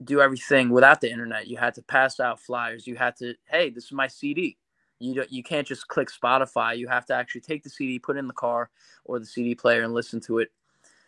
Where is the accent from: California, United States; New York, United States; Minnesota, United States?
New York, United States; we're from New York